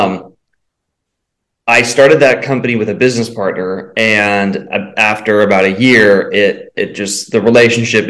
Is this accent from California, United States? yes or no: yes; San Diego, California, United States; moved away as an adult; also born or lived in Salt Lake City; I was born and raised in San Diego